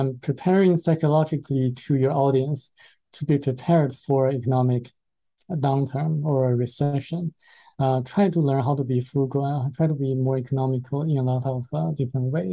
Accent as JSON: {"language": "English", "country": "China", "moved": "yes", "said": "being a Chinese myself"}